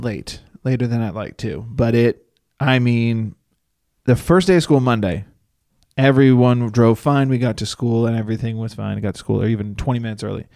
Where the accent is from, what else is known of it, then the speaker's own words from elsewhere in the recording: Northeast, United States; now in Los Angeles, United States; I'm from the Northeast